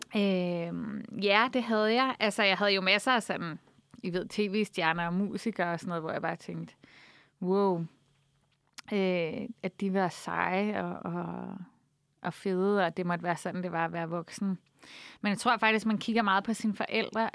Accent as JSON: {"language": "Danish", "town": "Copenhagen", "region": "Capital Region of Denmark", "country": "Denmark", "tie": "born or raised there", "said": "jeg er vokset op på Nørrebro"}